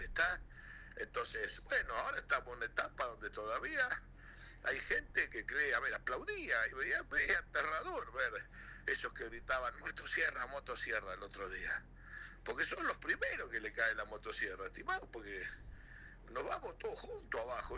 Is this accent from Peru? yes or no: no; Río Gallegos, Santa Cruz, Argentina; porque en mi pueblo había una UTN. Porque yo pude estudiar y me recibí con dos trabajos y dos pibes